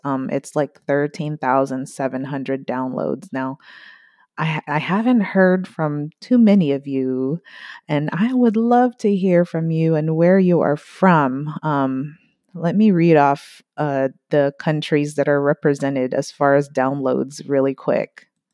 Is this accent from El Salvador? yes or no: no; Philippines; moved away; also born or lived in United States; my home country, Philippines